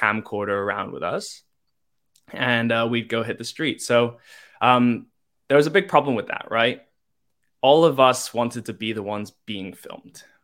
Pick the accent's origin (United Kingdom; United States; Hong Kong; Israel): Hong Kong; moved away; I'm from Hong Kong, born and raised.